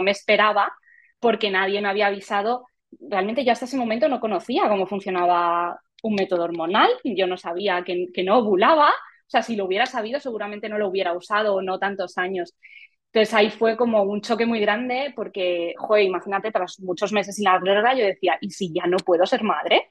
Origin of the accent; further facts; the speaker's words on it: Madrid, Community of Madrid, Spain; nací en Madrid y he vivido toda mi vida en Madrid